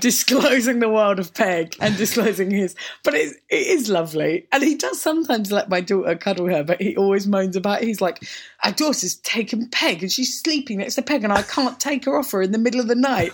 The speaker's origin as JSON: {"language": "English", "town": "Orpington", "region": "London", "country": "United Kingdom", "tie": "born or raised there", "also_born_or_lived": "St Mary Cray", "said": "growing up in Orpington"}